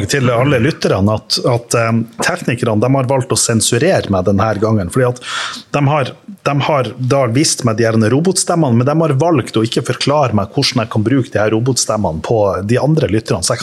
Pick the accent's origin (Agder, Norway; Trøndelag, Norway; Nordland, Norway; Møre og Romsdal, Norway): Møre og Romsdal, Norway; Sunnmøre; Jeg er sunnmøring